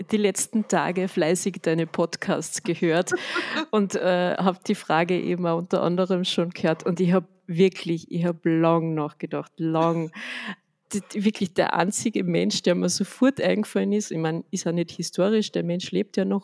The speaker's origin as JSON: {"language": "German", "town": "Villach", "region": "Carinthia", "country": "Austria", "tie": "born or raised there", "moved": "as an adult", "lives_now": "Upper Austria, Austria", "said": "also ich bin ja eigentlich in Villach in Kärnten aufgewachsen und ähm, bin dann zum Studieren eben nach Oberösterreich gekommen"}